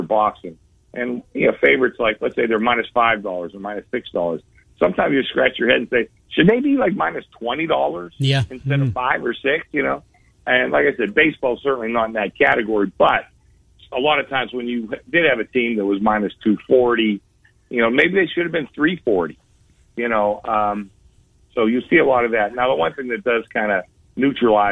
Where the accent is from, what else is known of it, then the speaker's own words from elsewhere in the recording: Pittsburgh, Pennsylvania, United States; now in Las Vegas, United States; I grew up in Pittsburgh